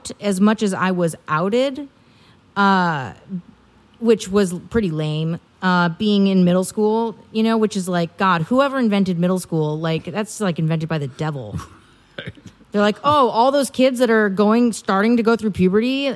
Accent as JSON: {"language": "English", "town": "Milwaukee", "region": "Wisconsin", "country": "United States", "tie": "born or raised there", "moved": "yes", "said": "I'm originally from Wisconsin"}